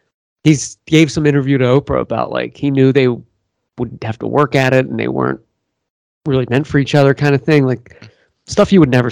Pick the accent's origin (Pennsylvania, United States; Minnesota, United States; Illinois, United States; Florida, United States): Pennsylvania, United States; Philadelphia; I'm from Philadelphia.